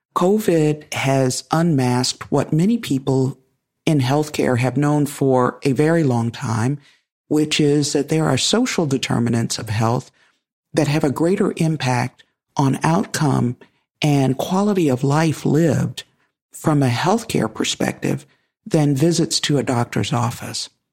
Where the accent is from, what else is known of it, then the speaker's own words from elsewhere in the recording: United States; I'm African American, and I come with that lived experience